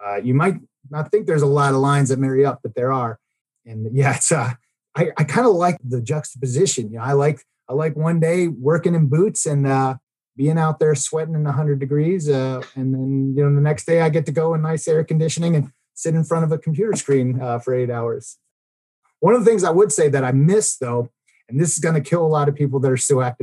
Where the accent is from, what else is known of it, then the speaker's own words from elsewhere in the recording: Baltimore, Maryland, United States; now in Oklahoma, United States; we're going to go back to my hometown of Baltimore